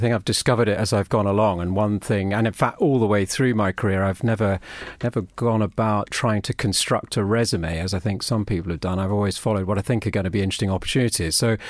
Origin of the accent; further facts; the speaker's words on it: Brussels, Belgium; I've lived abroad nearly all my life. I grew up in Brussels, and my dad was working for a big, for the European division of a US publisher.